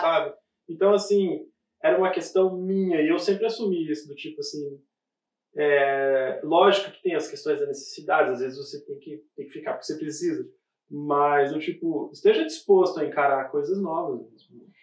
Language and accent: Portuguese; Brazil; moved away; a gente vem lá do Brasil